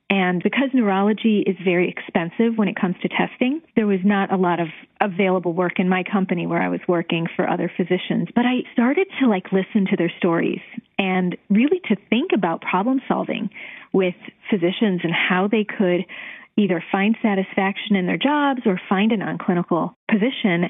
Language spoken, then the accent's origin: English; Cleveland, Ohio, United States; moved away as an adult; also born or lived in Chicago; I am from Cleveland and I went to college and medical school in Cleveland years ago